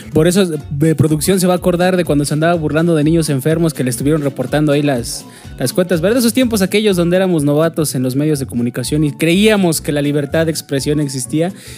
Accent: Mexico; como mexicanos tenemos ese gran defecto de que nos caga leer

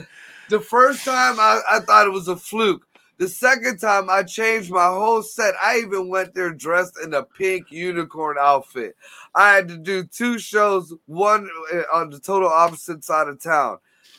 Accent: Youngstown, Ohio, United States; I come home to my hometown here in Youngstown

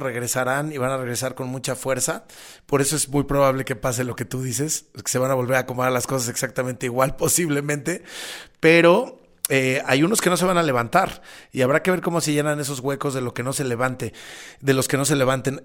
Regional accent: Mexico; en mi país, ¿no? En México

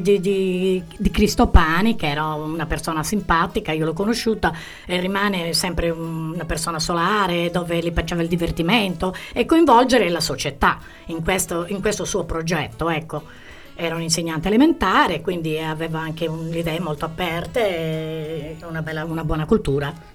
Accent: Arbus, Sardinia, Italy; del mio paese

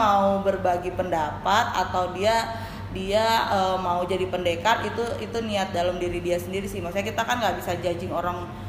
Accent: Cianjur, West Java, Indonesia; accent: Sundanese; moved away as an adult; also born or lived in Bandung; now in Jakarta, Indonesia; Saya lahir dan besar di Cianjur

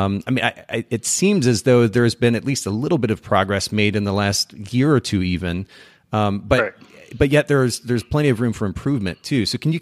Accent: Japan; So I grew up in Japan.

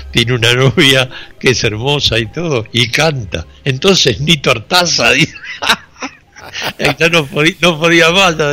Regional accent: Buenos Aires, Argentina; moved away; de cuando vine de Buenos Aires, después este, antes de venir de Buenos Aires a Jardino

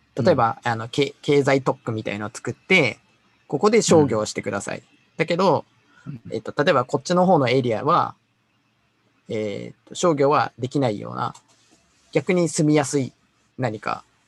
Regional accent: Gifu, Japan; 僕はね、岐阜岐阜県出身

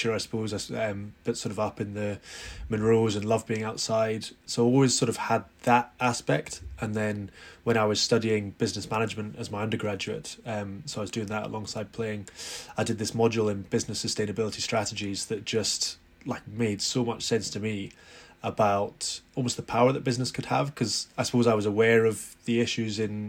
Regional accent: Edinburgh, Scotland, United Kingdom; We grew up in Edinburgh

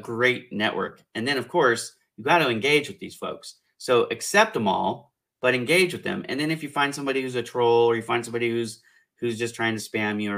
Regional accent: California, United States; I'm from California

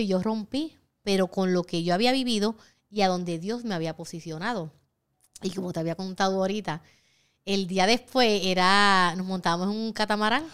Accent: Puerto Rico; soy la primera puertorriqueña certificada y la tercera latina

